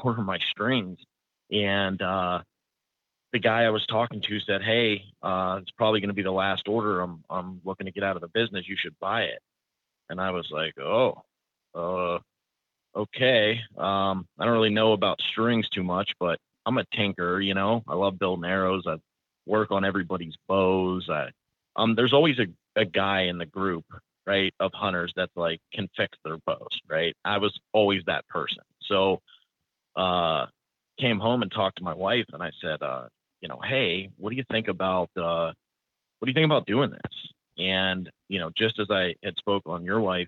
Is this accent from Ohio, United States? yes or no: yes; Youngstown, Ohio, United States; I'm from Youngstown, Ohio. Born and raised in Northeast Ohio. I actually bought a house a quarter mile where I grew up